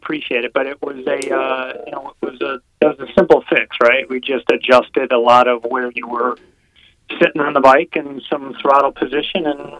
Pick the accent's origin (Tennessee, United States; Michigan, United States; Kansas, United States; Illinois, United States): Illinois, United States; Northern; So I'm originally located, I'm originally from Northern Illinois.